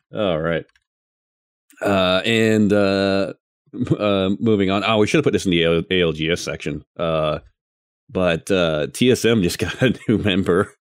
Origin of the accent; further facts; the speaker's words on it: the South, United States; I'm from the South